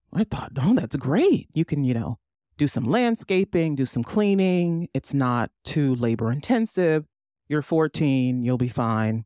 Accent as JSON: {"language": "English", "country": "United States", "said": "As an American, as a U S citizen"}